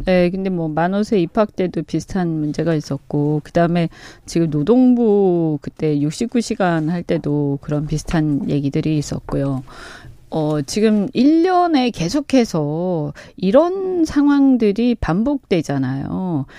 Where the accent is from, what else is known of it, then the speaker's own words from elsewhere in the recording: Busan, South Korea; 제 고향이라서